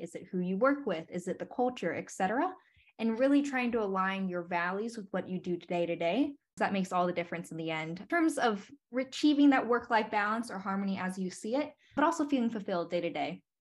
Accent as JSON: {"language": "English", "town": "Dayton", "region": "Ohio", "country": "United States", "tie": "born or raised there", "also_born_or_lived": "Washington, D.C.", "lives_now": "Columbus, United States", "said": "ended up in Columbus, Ohio, which is just about an hour away from my hometown in Dayton, Ohio"}